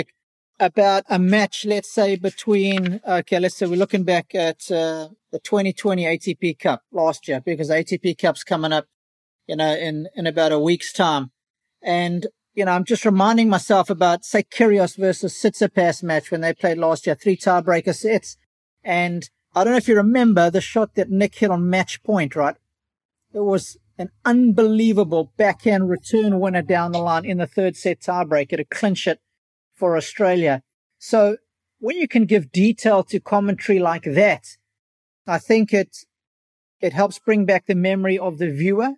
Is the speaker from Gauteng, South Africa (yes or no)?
no; Durban, KwaZulu-Natal, South Africa; Durban, my hometown